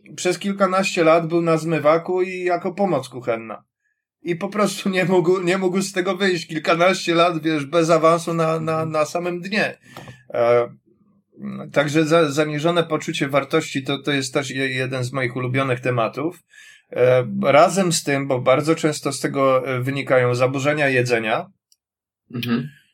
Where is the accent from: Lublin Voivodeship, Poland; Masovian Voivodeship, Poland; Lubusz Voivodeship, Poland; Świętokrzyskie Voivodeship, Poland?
Masovian Voivodeship, Poland; Warsaw; jestem z Warszawy